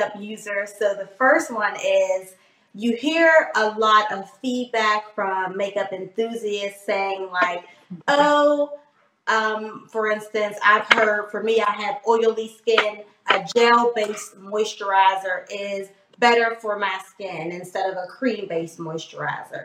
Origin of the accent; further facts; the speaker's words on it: Pittsburgh, Pennsylvania, United States; now in Washington, DC, United States; I'm from Pittsburgh, Pennsylvania